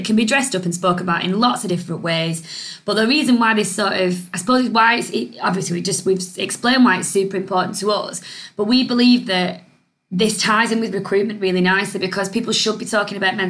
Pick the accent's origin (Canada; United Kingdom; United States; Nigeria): United Kingdom; we're British